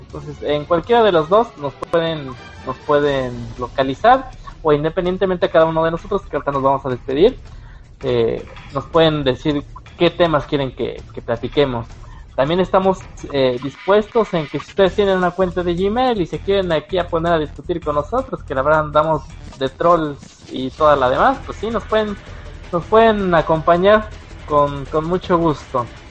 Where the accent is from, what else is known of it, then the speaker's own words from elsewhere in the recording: Mexico; lo hablamos aquí nosotros como mexicanos